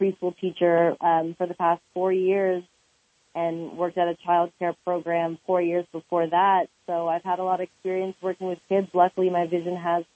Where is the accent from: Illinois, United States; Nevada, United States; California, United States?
California, United States; Oak Park; I grew up in Oak Park, California